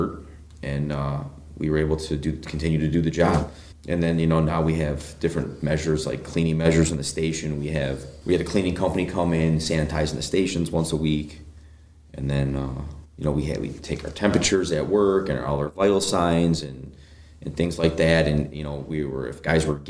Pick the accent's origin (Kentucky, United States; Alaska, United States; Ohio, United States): Ohio, United States; Brunswick; I'm a hometown Brunswick kid. I born and raised